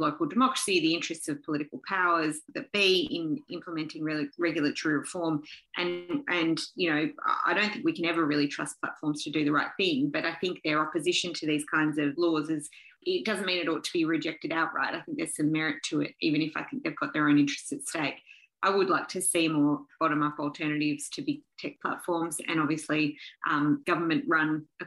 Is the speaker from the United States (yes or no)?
no; Australia; there's probably an argument that Australian democracy could be a bit better as well, even if we're not as far down as the American path